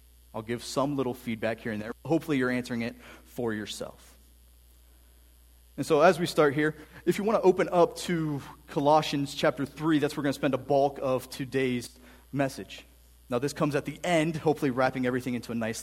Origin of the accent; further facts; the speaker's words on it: Canton, United States; now in Fredericksburg, United States; I grew up in Canton, which is a little bit different than living down here in Fredericksburg now.